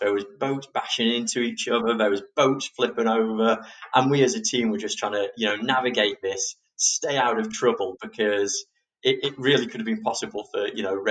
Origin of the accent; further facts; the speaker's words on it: England, United Kingdom; we're fair English roses who aren't really used to such extreme sun